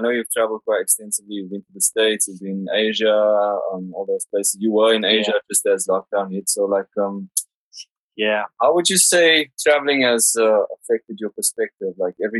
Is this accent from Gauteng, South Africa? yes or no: yes; Johannesburg, Gauteng, South Africa; now in London, United Kingdom